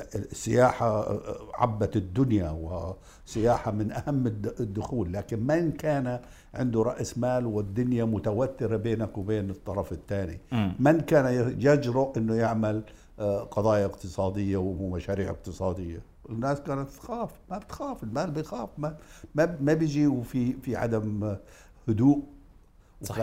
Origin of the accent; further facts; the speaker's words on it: Karak, Karak Governorate, Jordan; أنا بأتي من الكرك